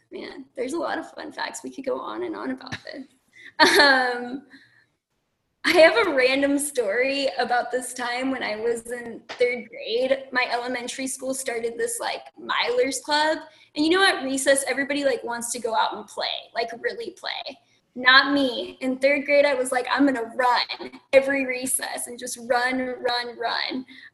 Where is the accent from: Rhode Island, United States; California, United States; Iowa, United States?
California, United States; also born or lived in Pennsylvania / Nevada / Texas; You know, I've lived in Pennsylvania, I've lived in Nevada, I've lived in Texas, I'm from California.